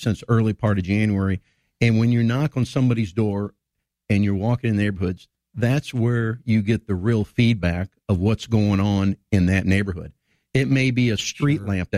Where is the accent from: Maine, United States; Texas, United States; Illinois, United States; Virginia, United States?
Illinois, United States; Woodford County; now in Springfield, United States; I grew up in Woodford County